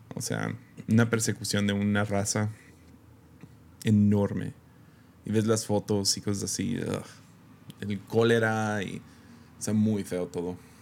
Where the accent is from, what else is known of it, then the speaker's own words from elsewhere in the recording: Mexico; como mexicano